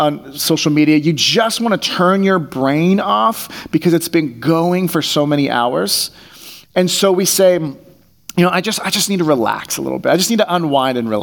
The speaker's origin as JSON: {"language": "English", "area": "Bay Area", "region": "California", "country": "United States", "tie": "born or raised there", "said": "I grew up in the Bay Area."}